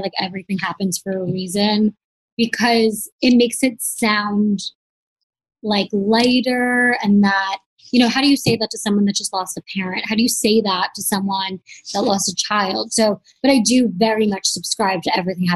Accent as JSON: {"language": "English", "region": "New York", "country": "United States", "also_born_or_lived": "Los Angeles", "moved": "yes", "said": "I'm from New York, like a very accepting place. And then I lived"}